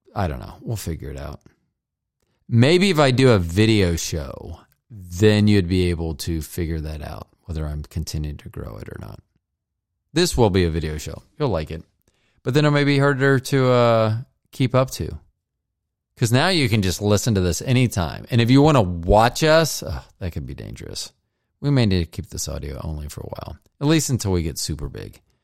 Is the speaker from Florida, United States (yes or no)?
yes; Florida, United States; growing up in Florida